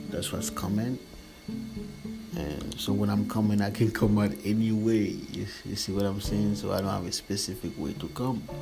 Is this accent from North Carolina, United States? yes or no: no; Florida, United States; I'm here. I'm here from Florida.